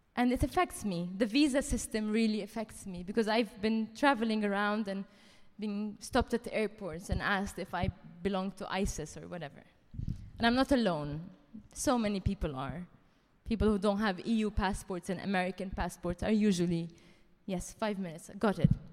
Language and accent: English; Dubai, United Arab Emirates; moved away as an adult; also born or lived in France; now in London, United Kingdom; I was born in Dubai to Palestinian parents